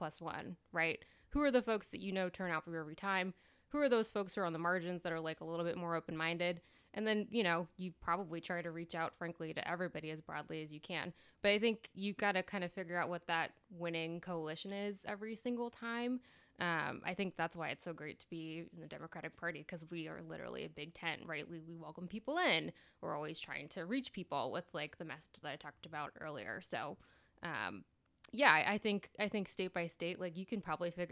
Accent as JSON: {"language": "English", "region": "Texas", "country": "United States", "tie": "born or raised there", "also_born_or_lived": "El Paso / Wisconsin", "moved": "as an adult", "lives_now": "Washington, D.C., United States", "said": "I'm a Texan, born and raised."}